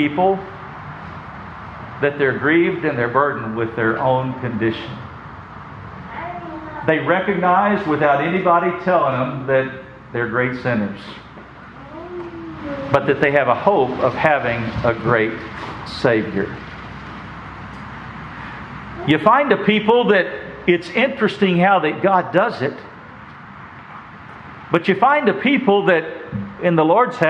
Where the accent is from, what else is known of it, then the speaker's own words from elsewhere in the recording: West Texas, United States; moved away; I grew up in West Texas